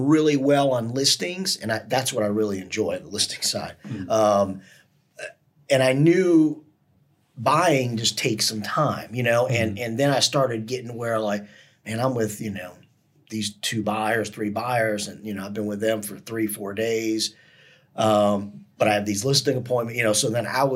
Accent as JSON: {"language": "English", "town": "Cleveland", "region": "Ohio", "country": "United States", "moved": "yes", "said": "I'm from Cleveland, Ohio originally"}